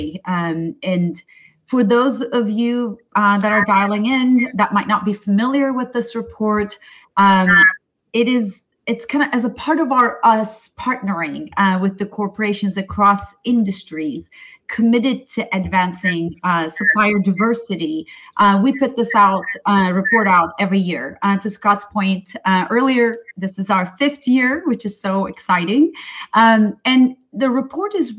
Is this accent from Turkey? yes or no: yes; Turkey; moved away; I'm originally from Turkey